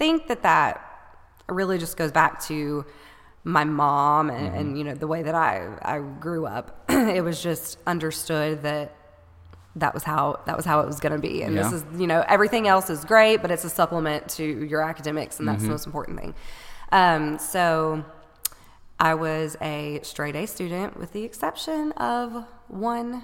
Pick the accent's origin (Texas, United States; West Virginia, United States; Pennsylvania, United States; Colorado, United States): Texas, United States; Paris; also born or lived in Georgetown, Texas; I am from right here in Paris, Texas, for the most part. I was born here